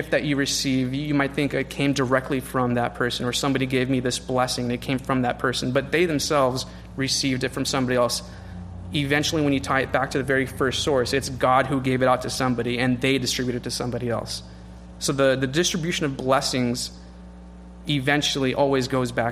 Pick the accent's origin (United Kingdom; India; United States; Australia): United States; California; as a Californian